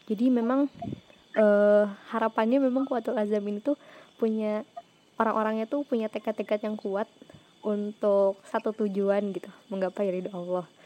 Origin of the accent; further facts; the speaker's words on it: West Java, Indonesia; mungkin iya ya karena kita orang Sunda semua kan ya yang di sini